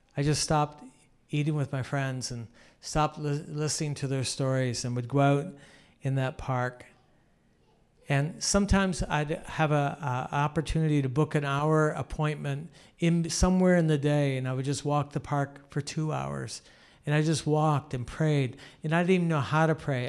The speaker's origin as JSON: {"language": "English", "country": "Canada", "said": "I'm a Canadian"}